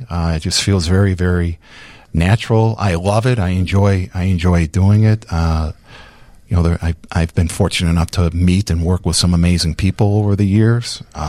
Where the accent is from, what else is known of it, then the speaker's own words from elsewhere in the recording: Chicago, Illinois, United States; moved away as an adult; now in far northwest suburbs of Chicago, United States; I was born and raised on the Northwest Side. I love the Northwest Side.